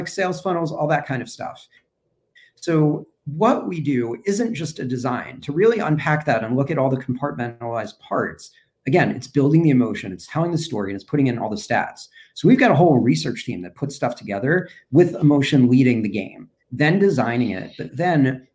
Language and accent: English; New York, United States; now in Cincinnati, United States; I'm originally from New York